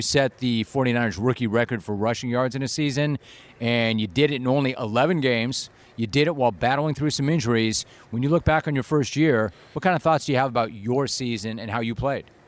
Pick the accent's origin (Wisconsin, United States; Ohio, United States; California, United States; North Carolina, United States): California, United States; Southern; I'm a California native. I'm from Southern California